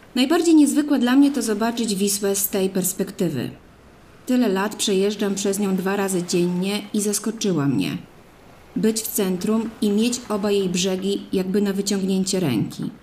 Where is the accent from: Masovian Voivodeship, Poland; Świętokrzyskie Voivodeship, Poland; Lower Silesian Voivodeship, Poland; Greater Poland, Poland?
Masovian Voivodeship, Poland; Mińsk Mazowiecki; mojego rodzinnego miasta, Mińska Mazowieckiego, oddalonego 30 km od Warszawy